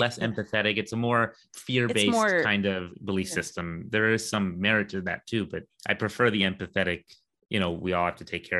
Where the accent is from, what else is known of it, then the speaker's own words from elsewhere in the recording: United States; because then I just go, I'm American, you know, and then they have to agree because, you know, I show them my citizenship.